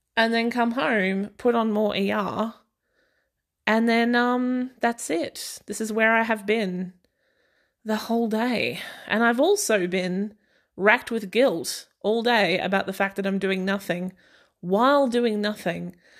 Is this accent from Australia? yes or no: yes; Australia; i'm aussie and i did grow up in a small town